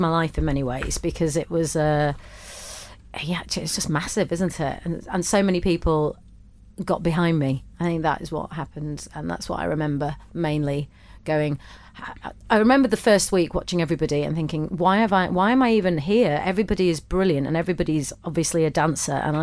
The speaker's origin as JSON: {"language": "English", "town": "Bradford", "region": "Yorkshire and the Humber", "country": "United Kingdom", "tie": "born or raised there", "moved": "as an adult", "lives_now": "London, United Kingdom", "said": "I moved to London to work because growing up in Bradford and wanting to work in telly"}